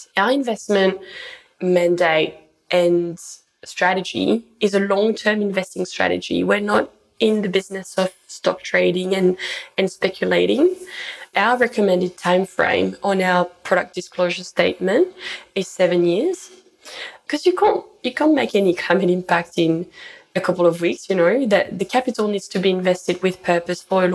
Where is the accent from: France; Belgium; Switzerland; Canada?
France; moved away as an adult; now in Brisbane, Australia; I grew up in the French Alps in the mountains.